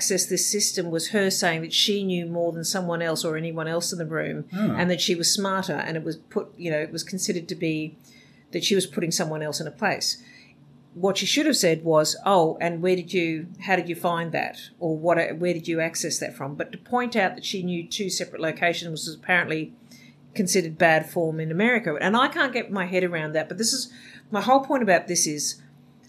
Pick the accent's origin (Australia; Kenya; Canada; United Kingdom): Australia